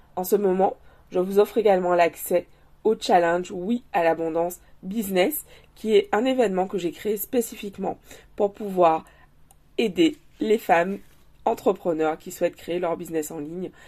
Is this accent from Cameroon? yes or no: no; Guadeloupe; chez nous en Guadeloupe